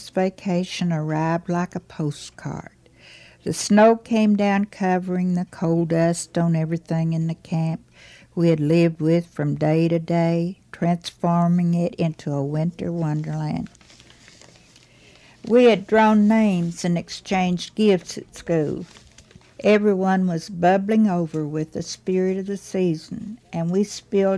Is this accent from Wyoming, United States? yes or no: no; Dorchester, Virginia, United States; now in Wise, Virginia, United States; When I was growing up in Dorchester, Virginia